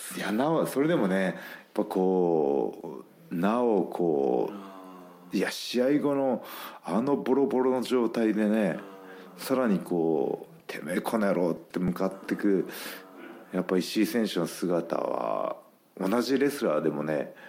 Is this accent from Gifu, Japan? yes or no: yes; Gifu, Japan; moved away; 岐阜県のね同じ同じ中学校の